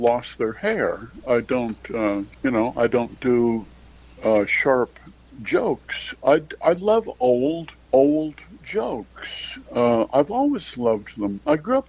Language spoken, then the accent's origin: English; Minnesota, United States; now in New York, United States; I'm from Minnesota, but I live in New York now